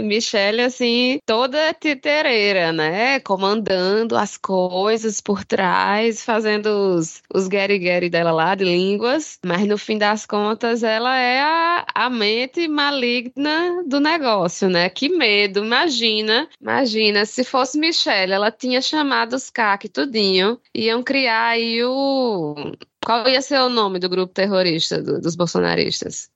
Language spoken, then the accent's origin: Portuguese; Brazil; a gente é brasileiro